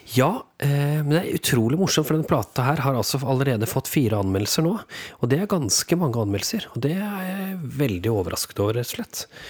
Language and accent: Norwegian; Norway; vi er jo nordmenn